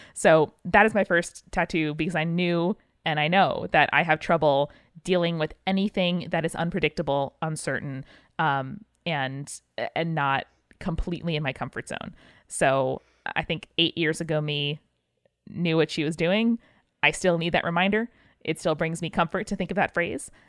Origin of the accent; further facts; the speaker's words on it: Northeast, United States; we grew up in the Northeast. We get nor'easters.